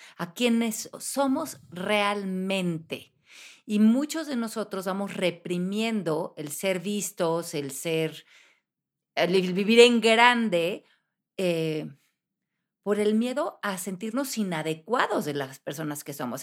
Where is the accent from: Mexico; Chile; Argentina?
Mexico; moved away as an adult; cuando yo me fui de México a los 28 años